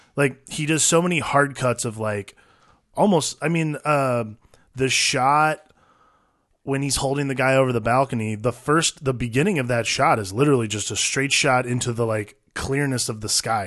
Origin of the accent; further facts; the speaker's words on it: United States; as an American, like, as someone from the States